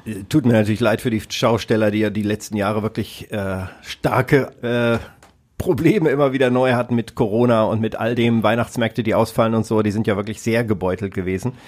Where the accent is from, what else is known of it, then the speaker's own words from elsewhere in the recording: Kassel, Hesse, Germany; moved away; in Kassel in meiner alten Heimatstadt